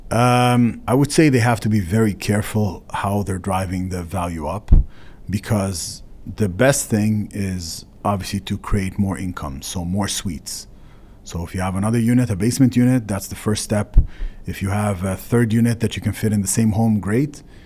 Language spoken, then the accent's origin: English; Canada; as a Canadian